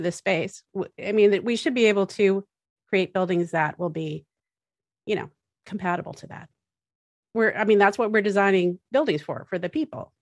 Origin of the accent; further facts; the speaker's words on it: Massachusetts, United States; I grew up in Massachusetts